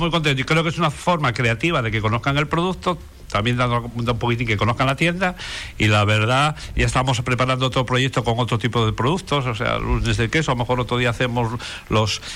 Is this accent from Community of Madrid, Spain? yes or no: no; Asturias, Spain; now in Canary Islands, Spain; mi tierra, que es Asturias